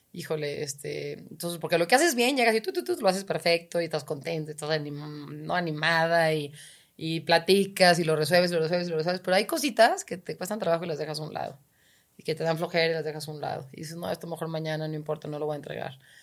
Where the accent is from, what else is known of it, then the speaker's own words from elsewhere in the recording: Guadalajara, Jalisco, Mexico; soy de Guadalajara